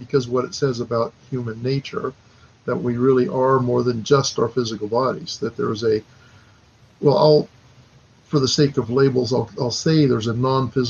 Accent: Southern Nevada, United States; moved away; I'm actually from Southern Nevada, so I'm not that far from home originally

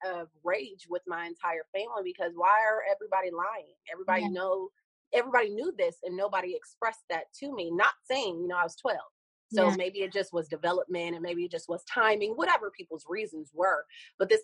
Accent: Columbus, Ohio, United States; moved away; I'm from Columbus, Ohio originally

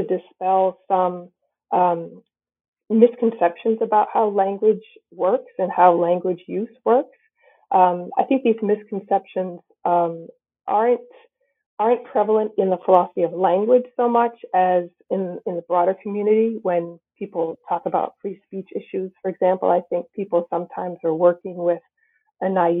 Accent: New Bedford, Massachusetts, United States; I grew up nearby in the New Bedford area of Massachusetts

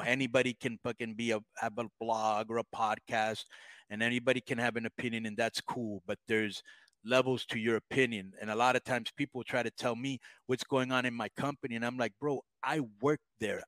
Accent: United States; I grew up in the United States.

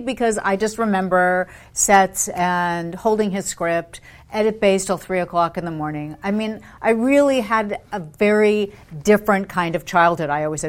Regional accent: London, United Kingdom; And then at BBC, while I grew up in London, he was head of specials for BBC television.

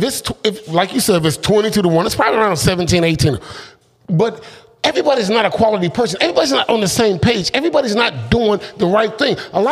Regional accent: Cleveland, Ohio, United States; now in Atlanta, United States; I'm from Cleveland

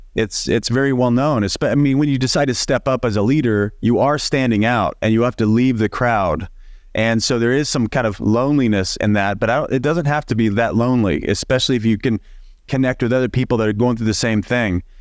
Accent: Southern Illinois, United States; moved away as an adult; now in Los Angeles, United States; I grew up in Southern Illinois, in the middle of nowhere, eight thousand people when everybody's home

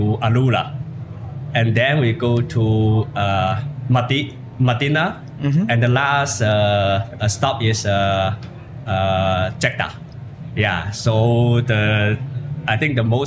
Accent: China; I come from China

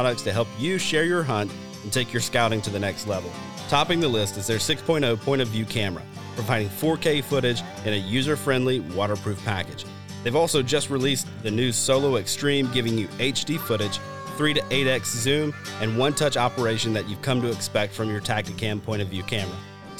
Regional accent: Deep South, United States; I grew up hunting in the Deep South, like I've said before.

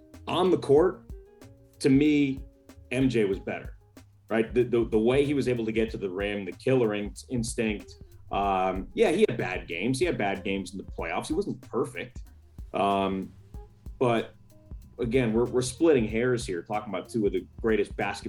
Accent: New York, United States; moved away as an adult; now in Portland, United States; me growing up in New York

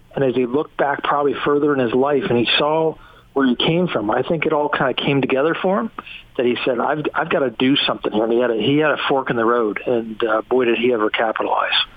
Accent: Morgantown, West Virginia, United States; also born or lived in Salt Lake City, Utah; I'm from Morgantown

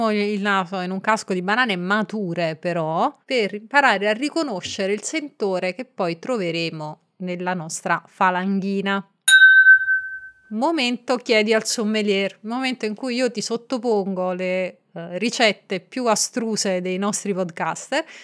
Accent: Marche, Italy; del podcast Racconti di Viaggio. Come sai io sono marchigiana e quindi vorrei chiederti che vino abbineresti a una delle ricette più gustose della mia regione, le olive alla scolana.

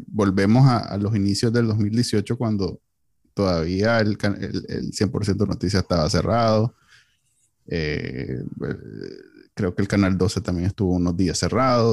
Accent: Nicaragua; Somos los NICA, así somos los NICA

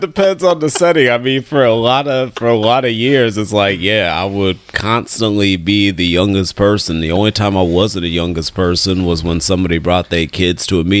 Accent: Richmond, California, United States; I'm from here

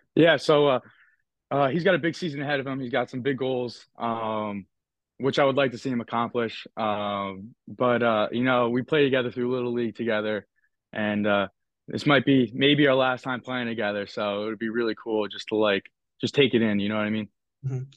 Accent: Northeast, United States; make fun of like how I say like certain words because I'm from the Northeast

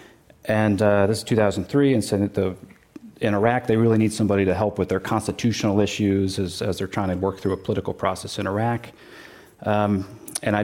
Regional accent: Connecticut, United States; moved away as an adult; also born or lived in Washington, D.C.; now in Bay Area, United States; I grew up in Connecticut, went to public schools

